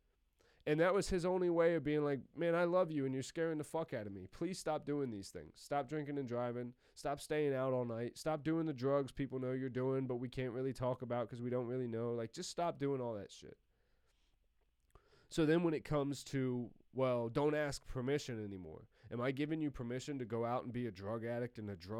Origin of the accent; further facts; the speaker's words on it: Columbus, United States; I had moved back home to my hometown of Columbus